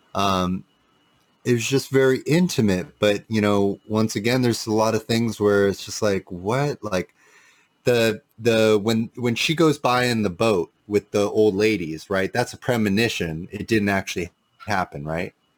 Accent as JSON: {"language": "English", "town": "Santa Cruz", "region": "California", "country": "United States", "tie": "born or raised there", "said": "I'm born in Santa Cruz"}